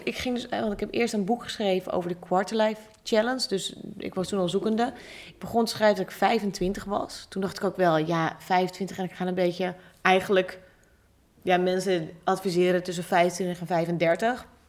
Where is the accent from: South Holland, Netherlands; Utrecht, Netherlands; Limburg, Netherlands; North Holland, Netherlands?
North Holland, Netherlands; Hoorn; ik ben ook geboren in Horen